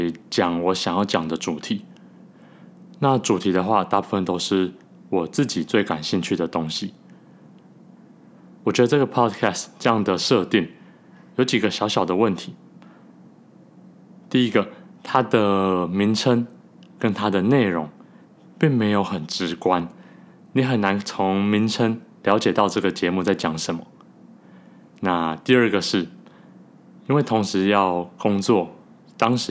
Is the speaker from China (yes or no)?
no; Taiwan; now in New York, United States; 我们聊了我们怎么从台湾搬移到纽约的过程。